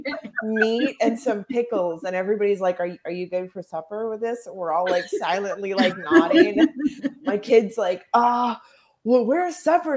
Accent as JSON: {"language": "English", "region": "the Prairies", "country": "Canada", "said": "I'm from Canada. I'm from the prairies"}